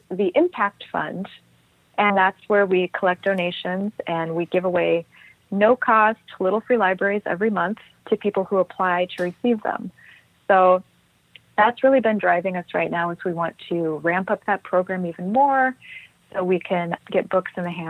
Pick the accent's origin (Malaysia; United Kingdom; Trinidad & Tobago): Trinidad & Tobago; I grew up in Tobago and Trinidad.